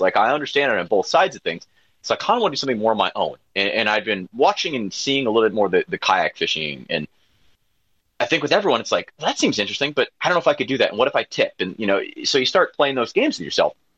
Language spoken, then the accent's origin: English; Wisconsin, United States; I grew up in Gwinnett, Wisconsin, so having Door County as my back door